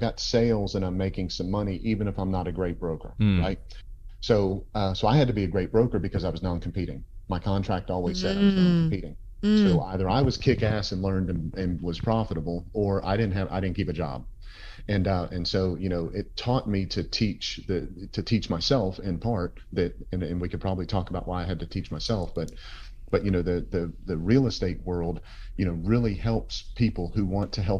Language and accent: English; Tampa, Florida, United States; moved away as an adult; also born or lived in Georgia; now in Tampa, United States; I was originally from Tampa.